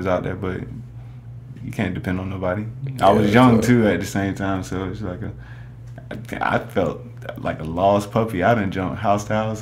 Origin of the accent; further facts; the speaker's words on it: Savannah, Georgia, United States; also born or lived in Atlanta, Georgia; Born and raised from Savannah, Georgia.